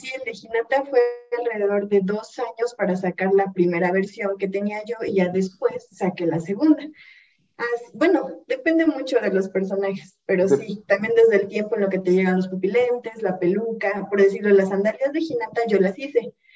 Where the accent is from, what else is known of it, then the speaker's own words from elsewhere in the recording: Hidalgo, Mexico; yo soy del estado de Hidalgo